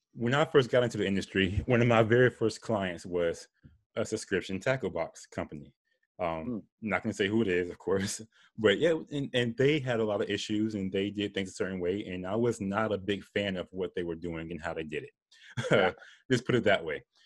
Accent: Florida, United States; I'm from Florida

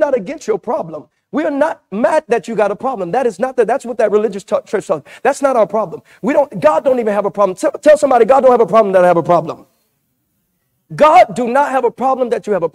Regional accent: Louisiana, United States; I'm from Louisiana

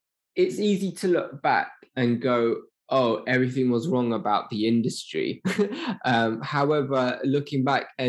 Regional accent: London, United Kingdom

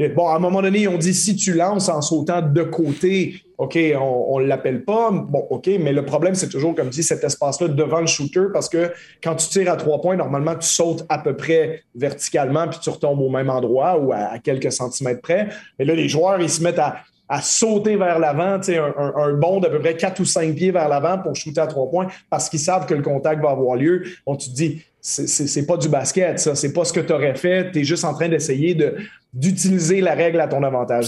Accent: Quebec, Canada; en tant que Québécois

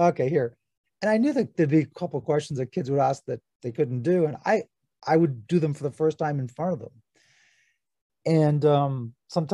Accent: north of Toronto, Ontario, Canada; also born or lived in Hobart, Tasmania, Australia; we had moved to Canada in 1970, and I was born in Australia, Hobart, Tasmania. And in 1972, we moved into our first house, a semi-detached house, just north of Toronto, here in the province of Ontario

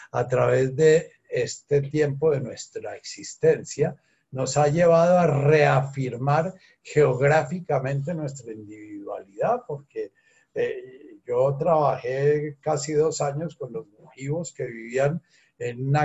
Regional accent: Colombia; yo soy mergara y Carulla y que soy colombiano y que no soy venezolano

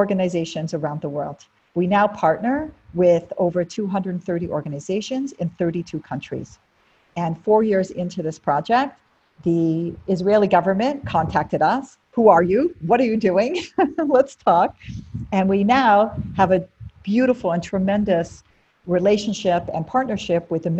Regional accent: Canada; moved away; also born or lived in United States; I grew up in Canada in a Jewish family

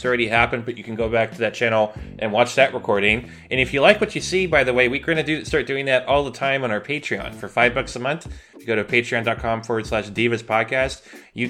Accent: California, United States; I'm from California. That's how we talk.

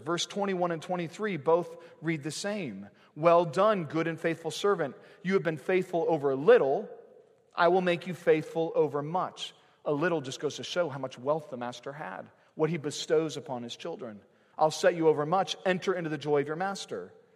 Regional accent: United States; We've grown up in this country

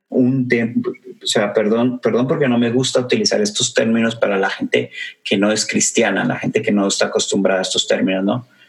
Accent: Mexico; para la gente de, México, de mi tierra

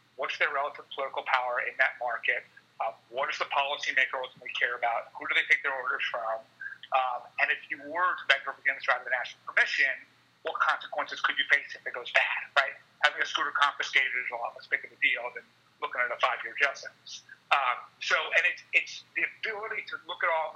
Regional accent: New York City, New York, United States; I'm a New Yorker

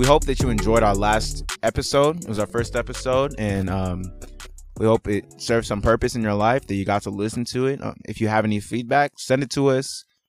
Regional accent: Nigeria; And I'm Nigerian.

